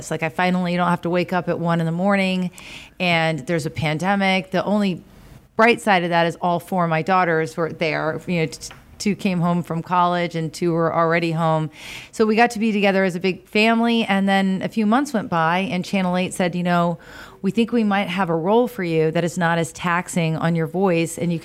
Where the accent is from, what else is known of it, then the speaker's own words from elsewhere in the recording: Tampa, Florida, United States; also born or lived in Auburn, Alabama / Montgomery, Alabama; I'm from here. I'm third generation, you know, born and raised in Tampa